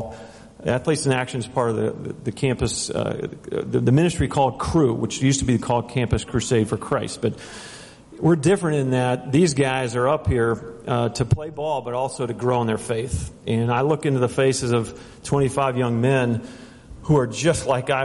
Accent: Ohio, United States; moved away; also born or lived in Minnesota / New Orleans; I was born in Minnesota, grew up in Ohio

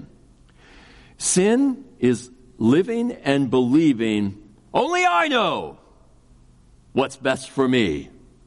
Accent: Kansas City, United States; I grew up in Kansas City

